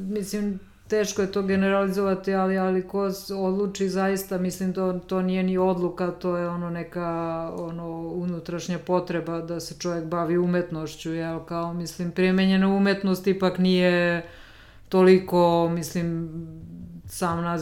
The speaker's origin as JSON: {"language": "Croatian", "town": "Apatin", "region": "Vojvodina", "country": "Serbia", "tie": "born or raised there", "moved": "as an adult", "lives_now": "Belgrade, Serbia", "said": "dolazim iz Apatina i onda kao sama ta i završila sam gimnaziju"}